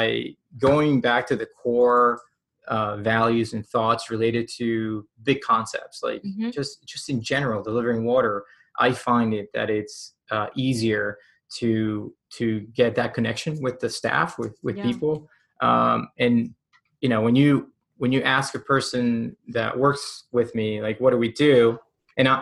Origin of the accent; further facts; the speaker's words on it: Puerto Rico; moved away; I'm from Puerto Rico